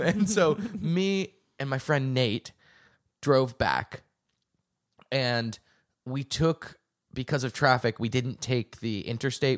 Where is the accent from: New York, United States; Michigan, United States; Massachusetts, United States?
Massachusetts, United States; outside of Boston; I grew up outside of Boston